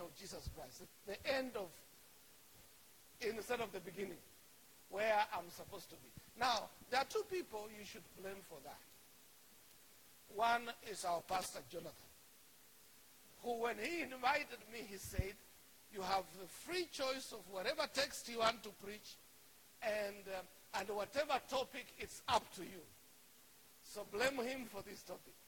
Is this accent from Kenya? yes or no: yes; Kenya; accent: Kenyan; moved away as an adult; now in United States; I am Kenyan, and so my accent is going to be Kenyan.